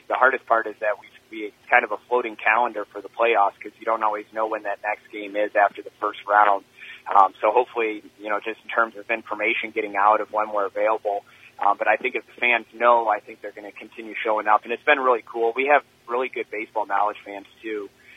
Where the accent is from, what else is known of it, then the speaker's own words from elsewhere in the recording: Michigan, United States; we're from Michigan